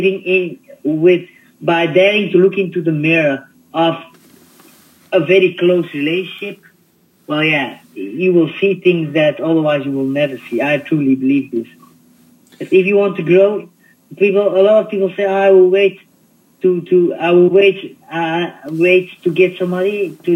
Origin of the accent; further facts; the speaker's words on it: Belgium; I was born in Belgium